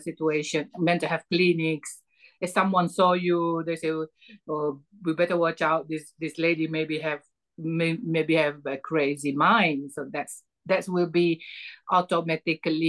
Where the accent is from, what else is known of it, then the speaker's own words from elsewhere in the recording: Malaysia; moved away as an adult; now in United Kingdom; I'm originally from Malaysia, and I am mother of 8 children. I came to UK last 4.5 years ago, seeking for asylum